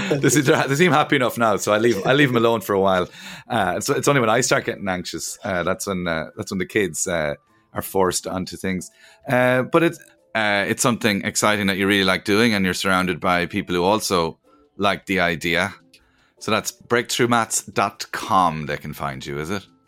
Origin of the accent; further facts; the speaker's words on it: Cork, Munster, Ireland; we're both from Cork